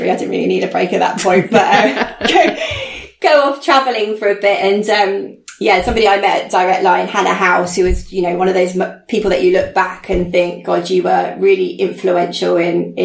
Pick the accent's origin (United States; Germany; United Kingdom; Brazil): United Kingdom; Chichester, South East England; also born or lived in Beaconsfield; my hometown in Chichester